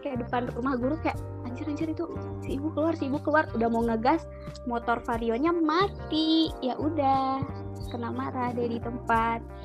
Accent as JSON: {"language": "Indonesian", "town": "Bandung", "region": "West Java", "country": "Indonesia", "said": "gue orang Bandung"}